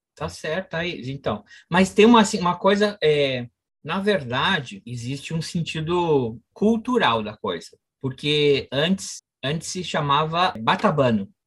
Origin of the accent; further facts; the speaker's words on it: Brazil; moved away; also born or lived in Caribbean; eu sou brasileiro